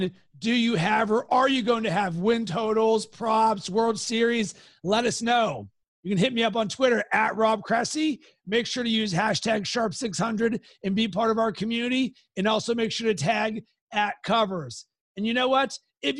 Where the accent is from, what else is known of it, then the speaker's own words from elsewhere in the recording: Pittsburgh, Pennsylvania, United States; moved away as an adult; now in Chicago, United States; I grew up in Pittsburgh